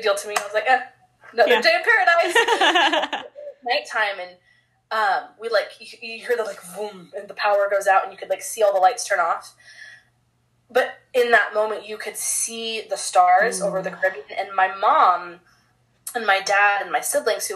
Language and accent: English; Pacific Northwest, United States; also born or lived in Honduras; I'm definitely from the Pacific Northwest, and I don't realize it until I'm not in the Pacific Northwest. Like, definitely from the PNW.